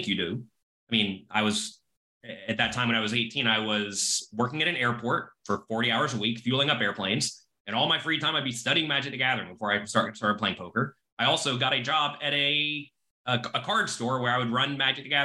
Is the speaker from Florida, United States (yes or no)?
yes; Florida, United States; now in New York City, United States; I am American. I was born in Florida, but I live in New York City now.